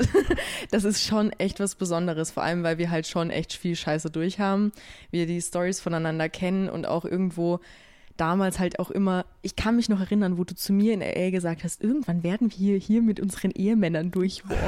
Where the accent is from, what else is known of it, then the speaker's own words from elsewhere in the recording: Austria; ich komme aus Österreich